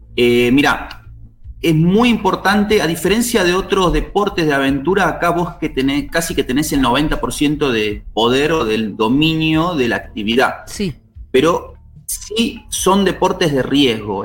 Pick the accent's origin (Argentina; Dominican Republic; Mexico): Argentina; Buenos Aires; moved away as an adult; now in Salta, Argentina; Yo soy oriundo de Buenos Aires, me vine hacia acá, hacia Salta